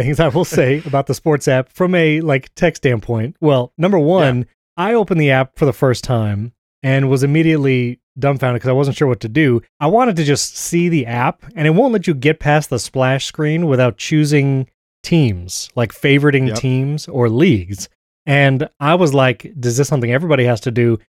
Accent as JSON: {"language": "English", "region": "New York", "country": "United States", "moved": "yes", "lives_now": "Tampa, United States", "said": "I mean, I guess I'm near Tampa, so I chose like the Rays. And because I'm from New York"}